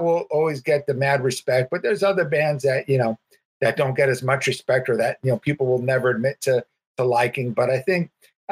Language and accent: English; Huntington Beach, California, United States; I grew up in Huntington Beach